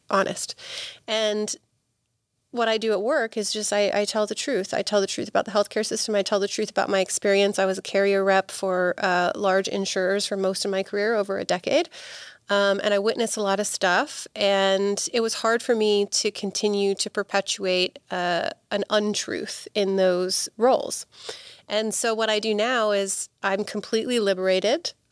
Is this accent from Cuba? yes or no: no; Bristol, South West England, United Kingdom; born there; moved away as an adult; now in United States; my family's from England. I was born in Bristol, which is in the southwest, and uh, when I was 18, I, I, moved to the states by myself.